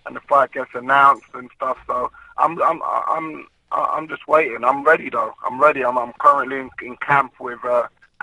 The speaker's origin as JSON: {"language": "English", "region": "London", "country": "United Kingdom", "said": "We're from London"}